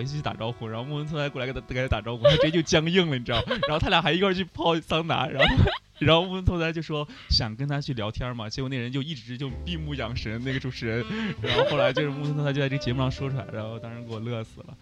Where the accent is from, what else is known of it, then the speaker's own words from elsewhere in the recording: China; now in Japan; 我们中国人呢，就会大家晚上约